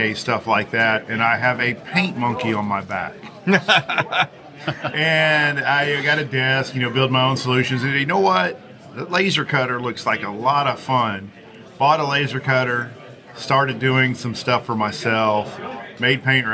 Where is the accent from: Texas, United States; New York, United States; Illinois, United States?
Texas, United States; Houston; moved away as an adult; now in Chattanooga, United States; Originally from Houston, currently live in Chattanooga, Tennessee